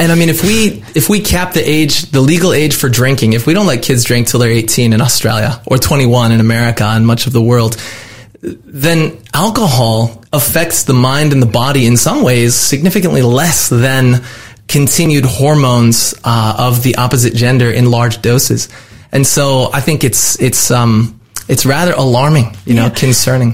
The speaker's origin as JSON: {"language": "English", "region": "California", "country": "United States", "said": "my home state of California"}